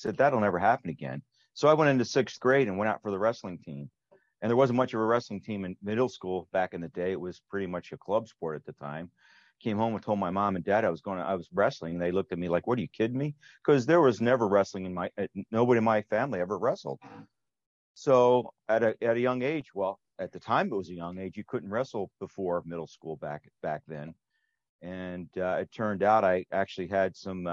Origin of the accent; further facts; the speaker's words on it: Pennsylvania, United States; moved away as an adult; now in Wisconsin, United States; I'm not a native cheesehead. I'm originally from Pennsylvania. And I was transferred out here about 20 years ago